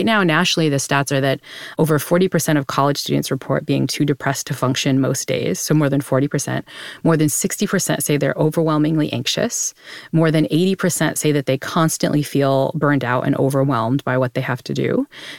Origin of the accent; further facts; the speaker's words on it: New Bedford, Massachusetts, United States; I grew up in New Bedford, Massachusetts, which, if you remember, your Moby Dick was the town that Moby Dick was set in. So it was a huge Massachusetts city for whaling.